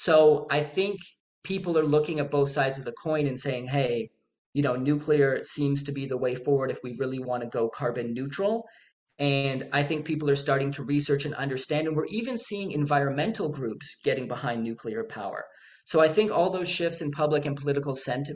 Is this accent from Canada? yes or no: yes; Canada; I'm Canadian